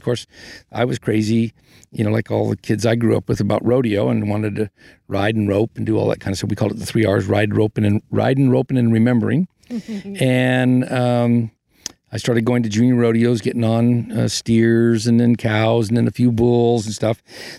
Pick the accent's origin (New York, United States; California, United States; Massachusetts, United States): California, United States; East Bay area, east of San Francisco; I was raised in the East Bay area, and believe it or not, there were horses everywhere. People had them in their backyard.